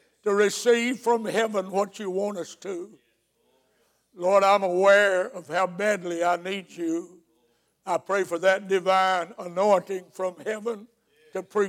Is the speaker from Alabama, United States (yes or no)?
yes; Alabama, United States; moved away as an adult; now in Georgia, United States; I was raised in Alabama